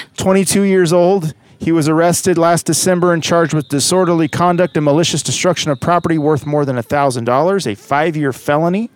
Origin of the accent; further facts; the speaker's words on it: Kansas City, United States; I grew up eating in Kansas City